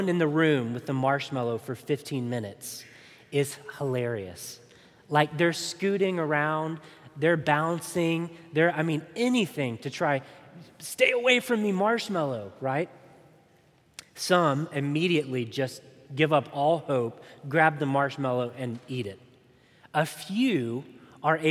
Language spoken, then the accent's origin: English; Chattanooga, Tennessee, United States; my hometown of Chattanooga, Tennessee